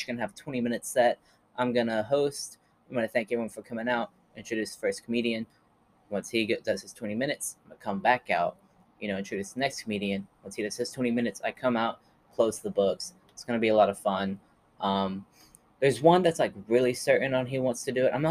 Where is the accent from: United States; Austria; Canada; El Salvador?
United States; Stilwell, Oklahoma; moved away; my hometown, Stillwell, Oklahoma